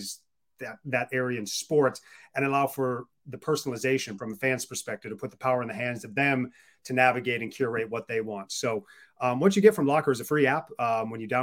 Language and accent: English; Wisconsin, United States; moved away as an adult; also born or lived in West Coast of the United States; I'm originally from the West Coast of the States, but did most of my growing up in the Midwest and Wisconsin